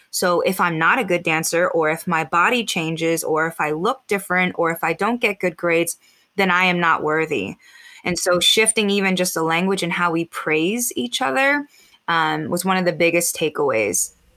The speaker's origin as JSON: {"language": "English", "country": "United States", "said": "I am mixed Filipino American."}